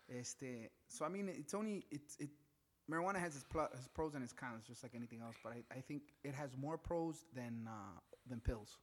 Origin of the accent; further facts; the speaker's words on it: Chicago, Illinois, United States; growing up in back of the yards